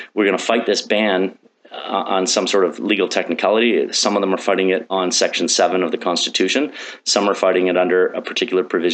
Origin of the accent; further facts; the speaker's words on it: London, Ontario, Canada; I grew up in London, Ontario. When I was 13, my father moved us outside of the city, north of the city, about 35 minutes